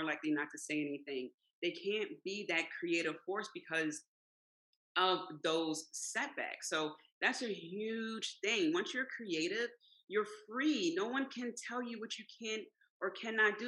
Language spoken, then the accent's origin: English; Philadelphia, Pennsylvania, United States; I grew up in South Philly